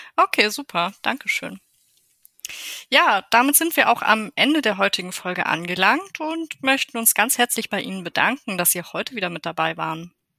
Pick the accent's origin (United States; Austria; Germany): Germany; Bei uns in Deutschland